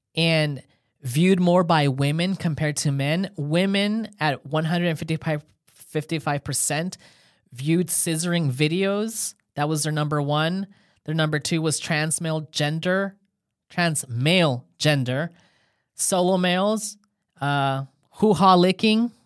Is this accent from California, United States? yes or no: yes; California, United States; I'm from California